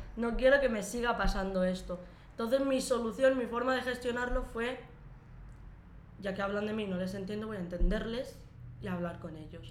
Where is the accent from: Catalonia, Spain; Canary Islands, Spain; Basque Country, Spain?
Catalonia, Spain; Lleida; moved away as an adult; also born or lived in Morocco; a los cuatro años llegué aquí a España, en un pueblecito de, de Lleida. Y allí crecí prácticamente toda mi vida